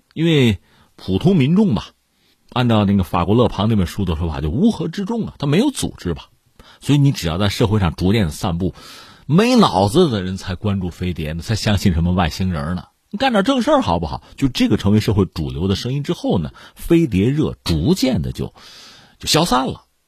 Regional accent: China; 连我作为一个普通中国公众我都受不了

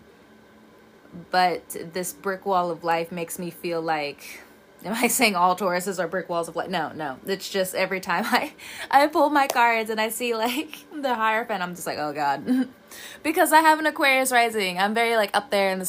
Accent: California, United States; moved away; also born or lived in the South (US); I'm from California

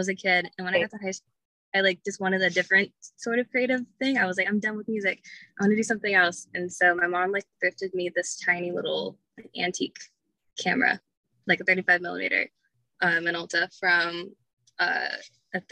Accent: Chester, Virginia, United States; also born or lived in Richmond, Virginia; I went to Clover Hill. It's like in Chester

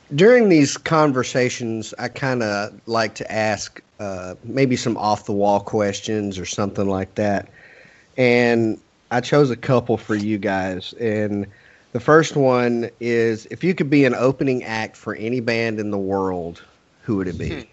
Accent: Texas, United States; we're all crazy Texans down here

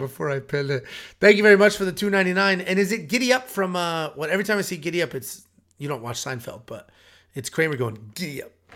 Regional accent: Connecticut, United States; We're both from Connecticut.

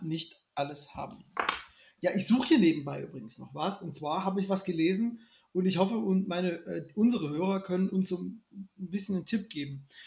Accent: Germany

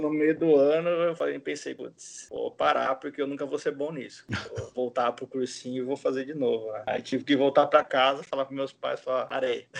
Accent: Bauru, São Paulo, Brazil; moved away as an adult; also born or lived in Cuiabá, Mato Grosso / Bahia; eu sou de Bauru, né? Sou, não sou nascido, mas fui criado em Bauru. Eu, na verdade, nasci no, em Cuiabá, no Mato Grosso, porque meu pai trabalhava lá, mas eu, puta, desde os seis meses de idade, morei em Bauru

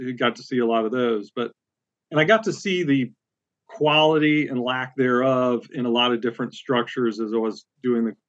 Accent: West Palm Beach, Florida, United States; moved away as an adult; also born or lived in Boone, North Carolina; now in Central Virginia, United States; I'm originally from West Palm Beach, Florida, grew up there, went to school in Boone, North Carolina

